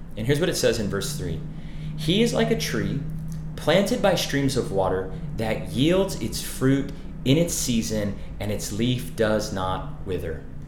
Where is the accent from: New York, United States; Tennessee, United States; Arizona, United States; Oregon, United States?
Arizona, United States; I, I grew up in Arizona